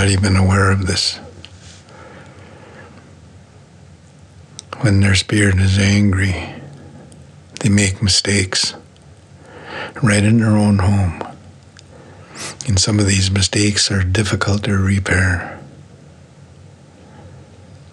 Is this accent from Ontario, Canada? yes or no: no; Coast Mountains, British Columbia, Canada; I'm from the Coast Mountains